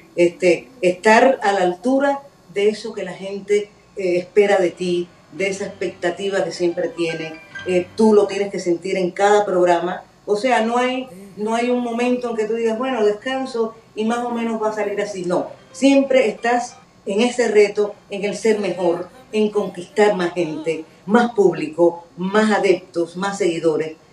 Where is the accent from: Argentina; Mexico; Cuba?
Cuba; como cubana